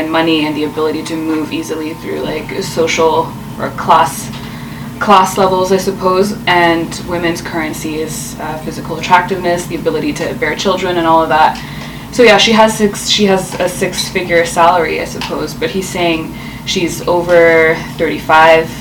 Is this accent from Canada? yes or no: yes; Ottawa, Ontario, Canada; moved away as an adult; now in Toronto, Canada; I am from Ottawa, and I moved to Toronto about a year ago